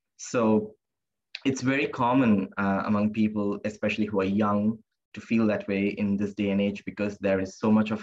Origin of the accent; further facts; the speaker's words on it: India; also born or lived in Singapore; now in Australia; growing up in India, in a very conservative religious background